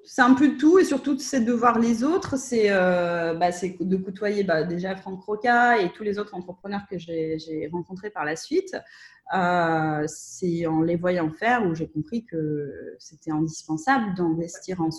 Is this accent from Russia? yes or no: yes; Russia; parce que comme je suis russe, euh, j'ai la chance de pouvoir euh, accéder au réseau de, de freelance russophones qui sont basés en Russie ou en Ukraine